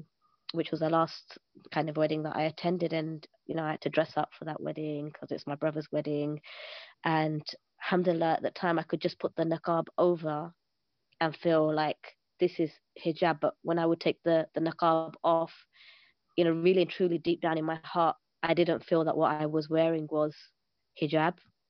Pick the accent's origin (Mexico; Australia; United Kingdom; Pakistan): Pakistan; So I'm Pakistani, so everybody understands.